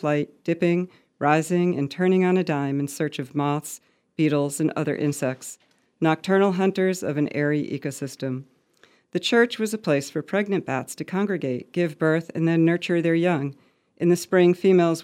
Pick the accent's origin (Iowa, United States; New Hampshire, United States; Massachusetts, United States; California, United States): Massachusetts, United States; Montague; my hometown of Montague, Massachusetts